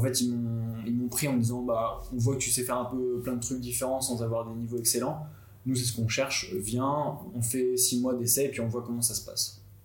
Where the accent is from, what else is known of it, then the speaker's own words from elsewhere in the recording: Nantes, Pays de la Loire, France; J'ai 28 ans, je viens de Nantes, j'ai fait ma mana avec Paul à Nantes